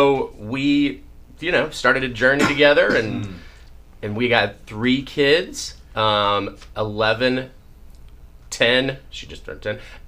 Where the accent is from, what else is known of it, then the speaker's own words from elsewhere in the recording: East Tennessee, United States; moved away as an adult; also born or lived in Chicago; now in Los Angeles, United States; I am originally from East Tennessee. I grew up milking cows on a dairy farm.